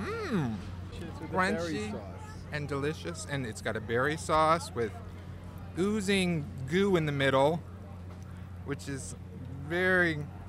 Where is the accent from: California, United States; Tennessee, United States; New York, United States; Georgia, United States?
California, United States; Sacramento; I'm from Sacramento.